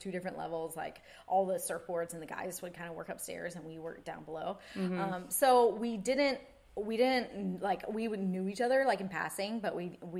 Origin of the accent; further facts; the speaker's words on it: East Coast, United States; you know, I'm a girl from the East Coast, grew up fishing and being so outdoorsy